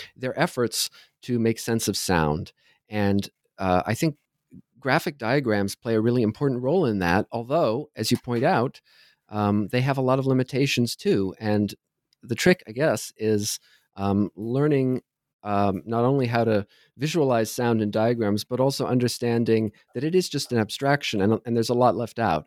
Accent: Southern Ohio, United States; moved away as an adult; also born or lived in New York City, United States / New Haven, United States; now in Toronto, Canada; I grew up in Southern Ohio

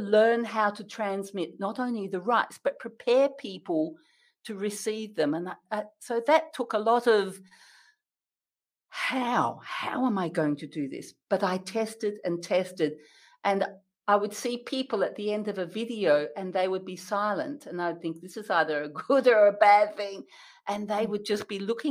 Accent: Western Australia, Australia; as an Australian

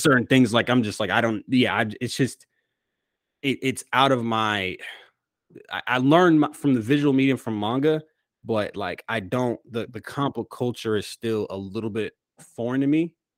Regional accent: Manassas, Virginia, United States; moved away; I grew up in Manassas, Virginia

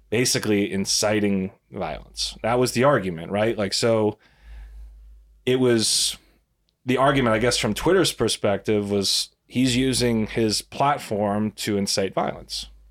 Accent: United States; as an American

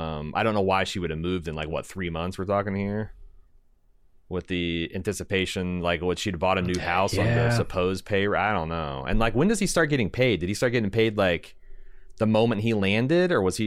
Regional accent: Midwest, United States; I'm from the Midwest.

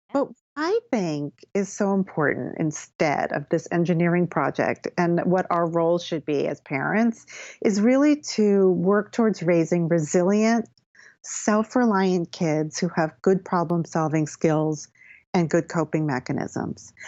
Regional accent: Connecticut, United States; moved away as an adult; also born or lived in Philadelphia / New York City; now in Bedford, United States; I grew up in Connecticut.

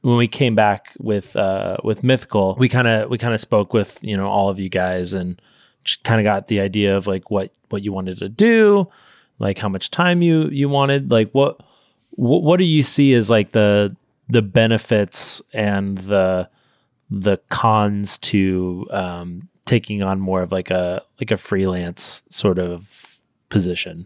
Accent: Sacramento, California, United States; where I'm from Sacramento, there's, like, this big river

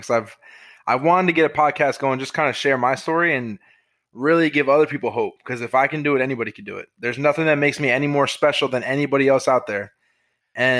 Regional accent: New York, United States; moved away as an adult; also born or lived in Florida; now in Kentucky, United States; I grew up in New York, moved to Florida in 2016

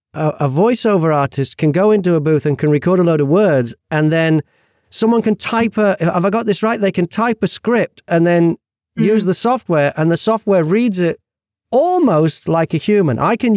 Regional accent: United Kingdom; I'm British.

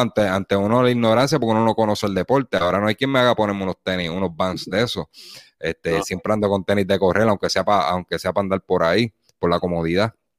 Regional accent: Las Piedras, Puerto Rico; yo me crié en el barrio Teja de las Piedras

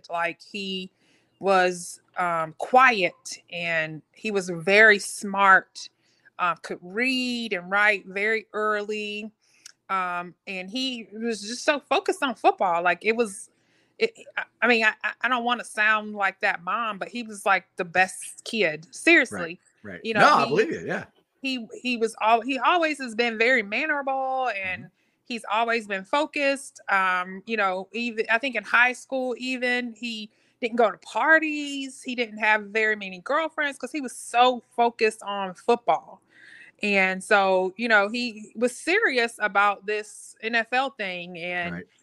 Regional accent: North Carolina, United States; And so, even though you know we grew up in Duke country

